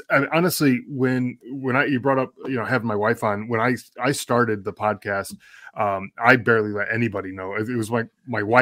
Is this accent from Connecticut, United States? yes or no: yes; Connecticut, United States; moved away as an adult; now in Arizona, United States; Yeah, so I was uh, born and raised in Connecticut. Uh, okay, lived there all my life up until about nine years ago when we moved out here to uh, Arizona, where I am now.